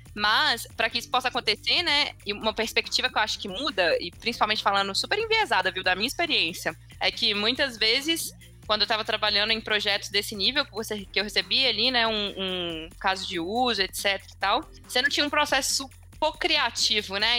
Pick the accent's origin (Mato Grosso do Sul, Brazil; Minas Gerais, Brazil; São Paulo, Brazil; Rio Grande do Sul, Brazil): Minas Gerais, Brazil; Belo Horizonte; sou de BH também.